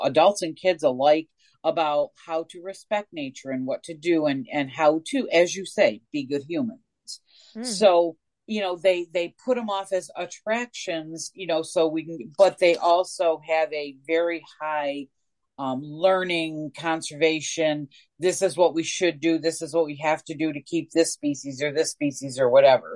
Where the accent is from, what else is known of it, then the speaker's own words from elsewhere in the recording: Northeast, United States; now in Coastal Mississippi, United States; I am from the Northeast